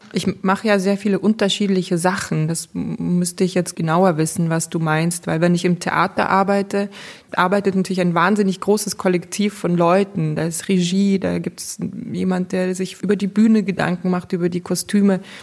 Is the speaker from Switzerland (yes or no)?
no; Belarus; moved away; ich komme aus Weißrussland, also aus der Sowjetunion ehemals